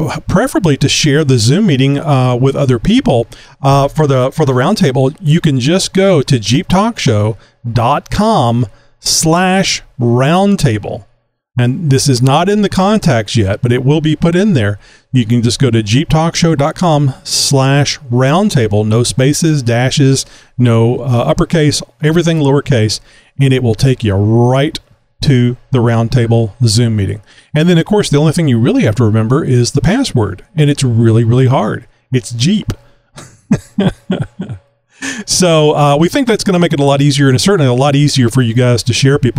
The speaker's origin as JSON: {"language": "English", "region": "Texas", "country": "United States", "tie": "born or raised there", "said": "I'm a Texan, native Texan"}